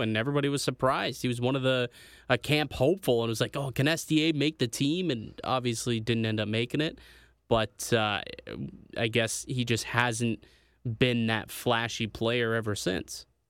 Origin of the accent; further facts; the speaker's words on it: Niagara, Ontario, Canada; my hometown of Niagara